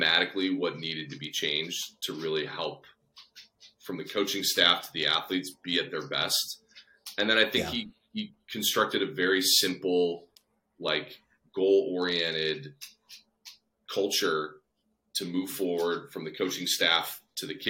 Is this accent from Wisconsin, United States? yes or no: yes; Wisconsin, United States; also born or lived in Minnesota; I was born in Minnesota, but we moved when I was three. So I grew up here in Wisconsin.